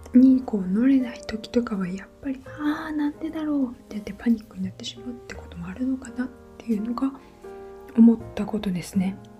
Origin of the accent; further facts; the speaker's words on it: Japan; moved away as an adult; also born or lived in London; 私は日本人として見られるわけですよ